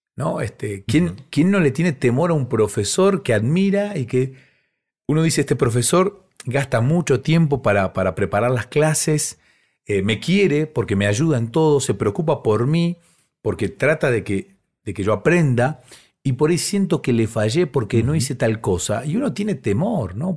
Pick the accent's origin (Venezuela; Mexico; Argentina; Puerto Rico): Argentina; Bahía Blanca, Buenos Aires Province; yo soy de Bahía Blanca